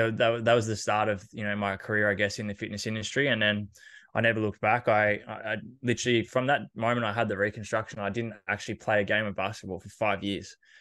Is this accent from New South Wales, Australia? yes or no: no; Horsham, Victoria, Australia; I grew up in Horsham in Country Victoria